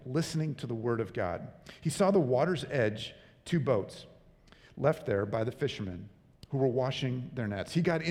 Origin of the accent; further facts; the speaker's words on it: Long Beach, California, United States; I grew up in Long Beach, California